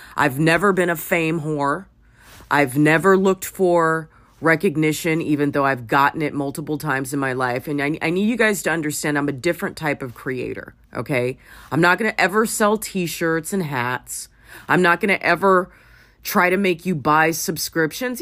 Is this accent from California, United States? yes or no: yes; Los Angeles, California, United States; I grew up in Hollywood